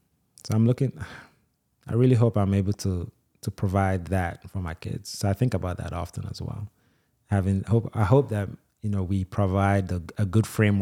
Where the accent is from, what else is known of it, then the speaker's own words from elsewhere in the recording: Nigeria; like so much of I'm Nigerian, I'm an Igbo, that's my tribe.